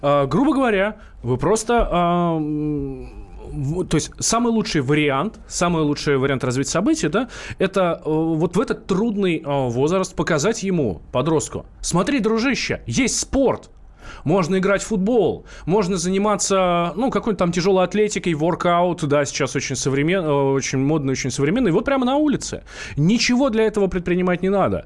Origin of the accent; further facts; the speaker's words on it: Moscow, Russia; Как простой москвич, как простой обыватель